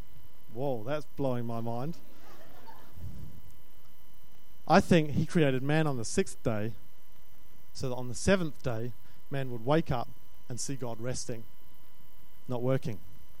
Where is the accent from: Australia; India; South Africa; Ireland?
Australia; I'm Australian. There's an Australian that says that.